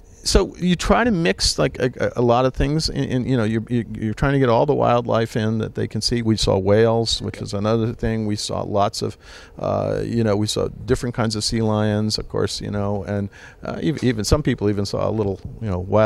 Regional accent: Switzerland; I grew up in Switzerland

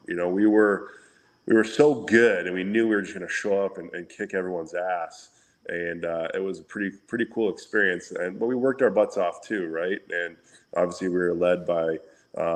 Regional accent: Windsor, Ontario, Canada; back where I grew up in Windsor

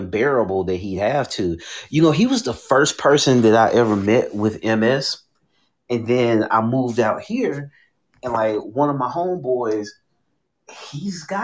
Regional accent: Homewood, Alabama, United States; now in Houston, United States; I grew up in Homewood

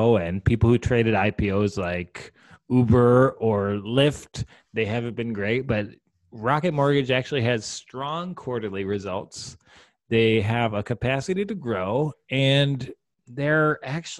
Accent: Detroit, Michigan, United States; my hometown of Detroit

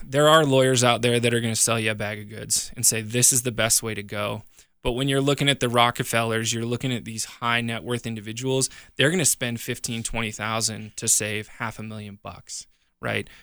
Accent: Montana, United States; now in Colorado, United States; I grew up in Montana, my family owns a farm back there.

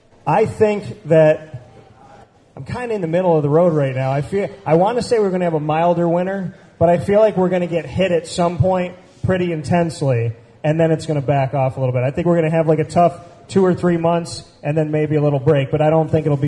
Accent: Central New York, United States; moved away; this is my city. I mean, I grew up in Central New York. I grew up right here, and I came back here to start my business.

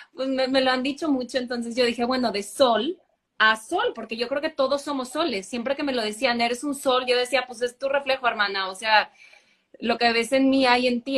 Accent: Monterrey, Nuevo León, Mexico; also born or lived in Canada / Germany; nací en Monterrey. Eh, aquí crecí también

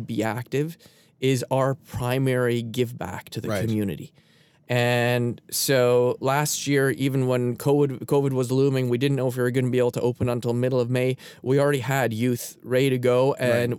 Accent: Canada; I'm a Canadian

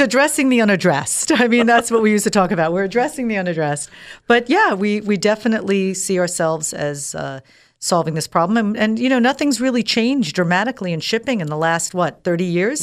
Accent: United States; moved away as an adult; also born or lived in Dubai; I'm an American girl, born and raised here

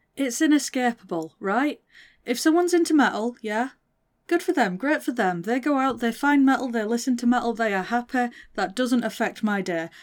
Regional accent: Northern England, United Kingdom; accent: Northern; I'm Northern. I have to stop and speak properly when I'm speaking to someone who doesn't have my accent.

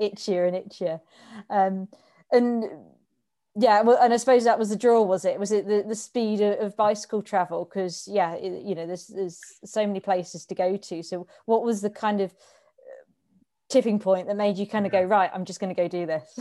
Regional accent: Reading, South East England, United Kingdom; I grew up in Reading as well

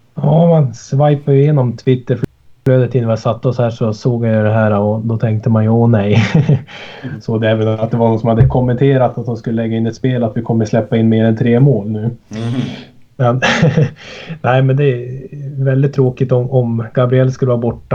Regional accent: Sollefteå, Västernorrland County, Sweden; also born or lived in Sundsvall; Jag sitter ju i Sollefteå nu ja, så jag har flyttat 12 mil norrut hem igen till min hemstad

